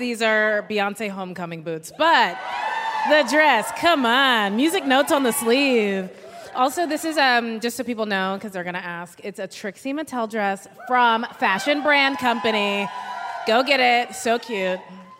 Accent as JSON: {"language": "English", "town": "Dallas", "region": "Texas", "country": "United States"}